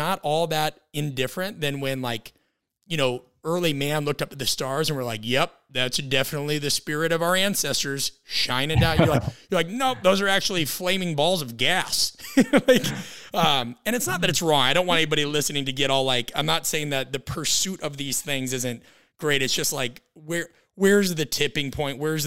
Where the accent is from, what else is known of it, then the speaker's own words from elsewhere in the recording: Midwest, United States; I'm from the Midwest. So there's a running joke that we kind of grew up on steak and milk